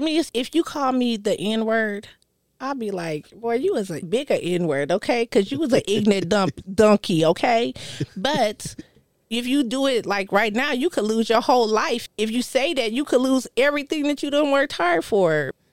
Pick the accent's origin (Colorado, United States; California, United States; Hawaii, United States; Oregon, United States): Colorado, United States; moved away; I'm from Colorado.